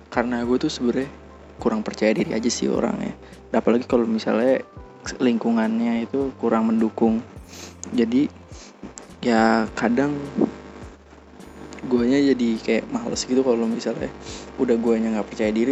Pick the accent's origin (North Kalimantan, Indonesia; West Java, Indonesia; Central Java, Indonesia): Central Java, Indonesia; Surakarta; Ah, halo bang … gue dari Solo.